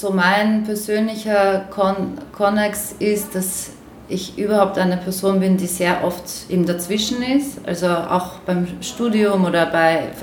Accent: Vienna, Austria; German is a second language; also born or lived in Slovakia; ich bin ursprünglich aus der Slowakei und bin mit sechs Jahren nach Wien gekommen und es ist da diese Migrationsbiografie doch auch sehr präsent

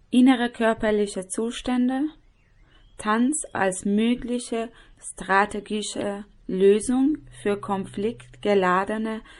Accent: Tehran, Tehran Province, Iran; born there; German is a second language; ich bin in Teheran geboren, 1981.

